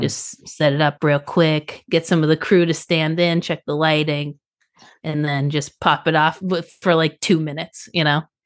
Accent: Boston, Massachusetts, United States; moved away; also born or lived in South Florida / Nashville; I am from Boston, and I lived in South Florida

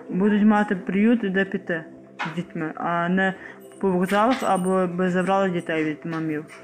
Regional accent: Ivano-Frankivsk Oblast, Ukraine; moved away as an adult; now in Chernivtsi, Ukraine; мені 29 років. Е, маю чотири прекрасних дітей. Сама родом з Івано-Франківщини.

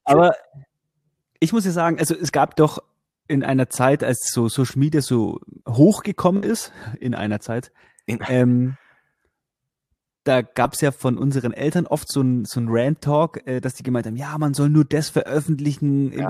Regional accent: Bavaria, Germany; bei uns in Bayern

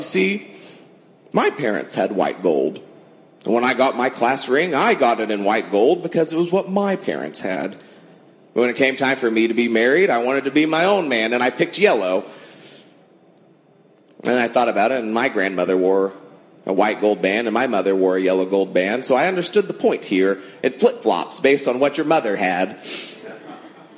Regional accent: Ada, Oklahoma, United States; now in El Reno, United States; I am from Ada, Oklahoma, forwards and backwards, we're ADA

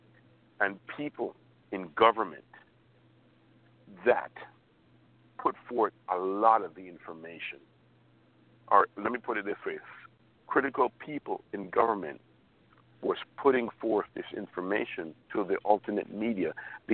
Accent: United States; as an American

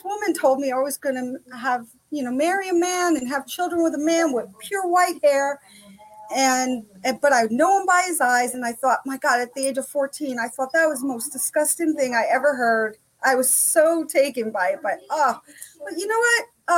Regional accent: Italy; moved away as an adult; now in United States; I came here. I was born and raised in Italy. My father was in the service. We retired in New Jersey when I was 18 years old.

